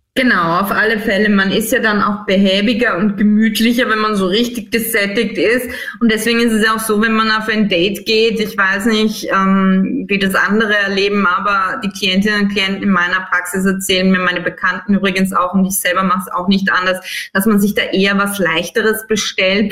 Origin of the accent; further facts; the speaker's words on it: Styria, Austria; moved away; ich komme aus der Steiermark ursprünglich